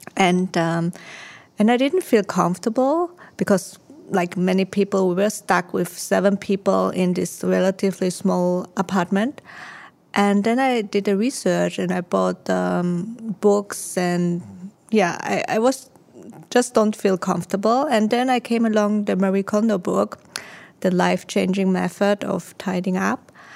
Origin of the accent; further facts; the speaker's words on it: Austria; also born or lived in Taiwan; now in Singapore; I was born in Taiwan. I grew up in Austria